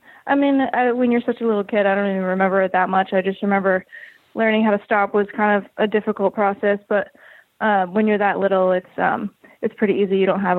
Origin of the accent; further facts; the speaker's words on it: Cape Coral, Florida, United States; I grew up in Cape Coral, Florida.